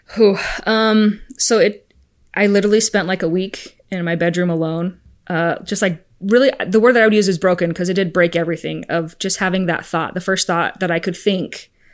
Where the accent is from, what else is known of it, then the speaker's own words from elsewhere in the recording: Arizona, United States; also born or lived in Spain; I'm from Arizona. I'm an Arizona girl